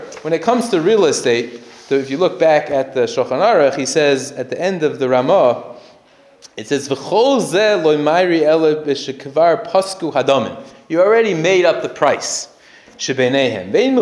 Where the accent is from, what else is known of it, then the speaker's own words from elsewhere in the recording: United States; I grew up in America